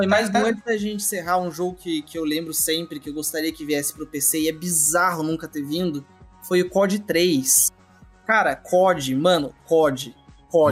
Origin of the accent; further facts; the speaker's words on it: Curitiba, Paraná, Brazil; eu já sou curitibano